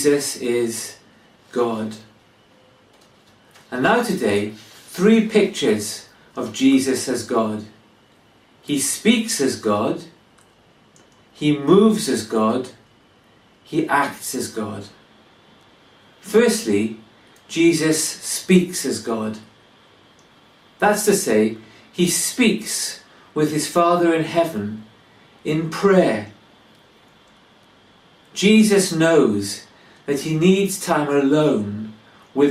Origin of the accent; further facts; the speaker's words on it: Wales, United Kingdom; now in England; I come from Wales